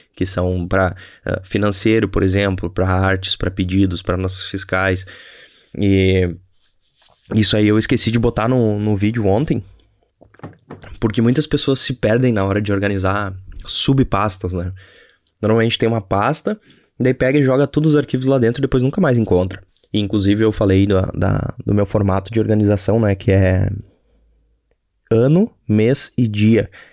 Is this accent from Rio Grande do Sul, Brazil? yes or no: yes; Novo Hamburgo, Rio Grande do Sul, Brazil; E eu sou de Novo Hamburgo, aqui no Rio Grande do Sul.